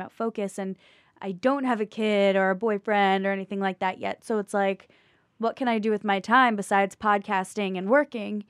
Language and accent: English; Morristown, New Jersey, United States; now in New York City, United States; North Jersey by Morristown